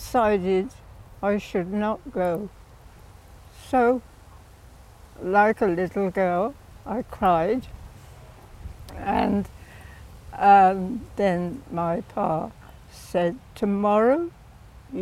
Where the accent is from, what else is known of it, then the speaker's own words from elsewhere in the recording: Witney, South East England, United Kingdom; there was an aerodrome not too far from the farm that we had